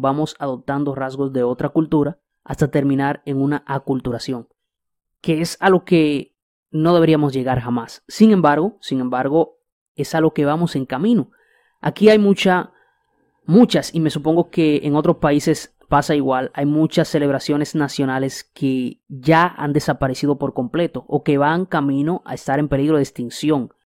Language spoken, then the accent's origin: Spanish; Dominican Republic; República Dominicana, mi isla, mi país.